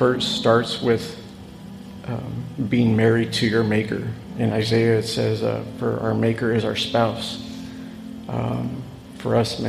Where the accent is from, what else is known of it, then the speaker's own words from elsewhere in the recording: San Antonio, Texas, United States; we're from San Antonio, Texas